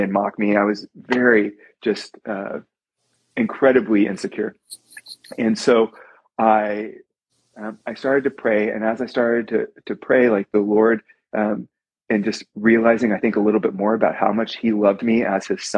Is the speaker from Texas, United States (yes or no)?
yes; Coppell, Texas, United States; I was born and raised in Coppell, Texas.